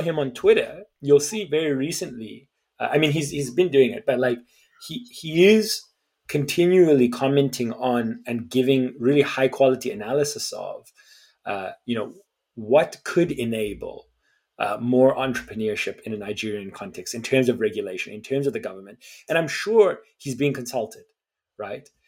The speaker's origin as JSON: {"language": "English", "country": "South Africa", "said": "as a South African"}